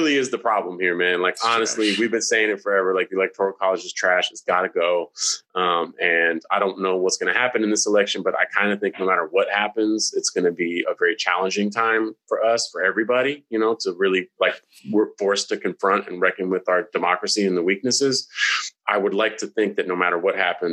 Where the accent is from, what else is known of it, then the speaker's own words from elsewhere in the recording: California, United States; I'm from California